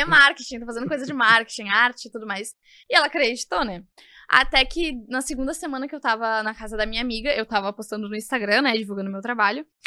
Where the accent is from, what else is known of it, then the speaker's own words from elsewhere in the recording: Porto Alegre, Rio Grande do Sul, Brazil; eu vim da Zona Norte mesmo, daqui de Porto Alegre, do bairro Mar Quintana.